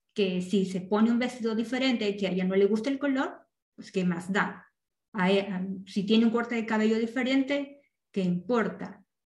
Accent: Peru; moved away; las dos somos peruanas y las dos venimos de una sociedad que, en Latinoamérica es mucho más machista a donde ahora vivimos actualmente

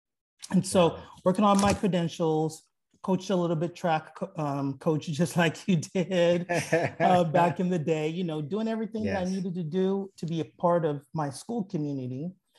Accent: Lower Merion, Pennsylvania, United States; born there; So for me, well, I was born in Lower Merion, Pennsylvania. Actually, that's where I was born.

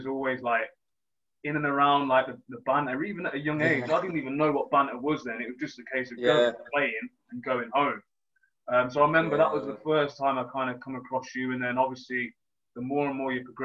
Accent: Leamington Spa, West Midlands, United Kingdom; I'm from Leamington

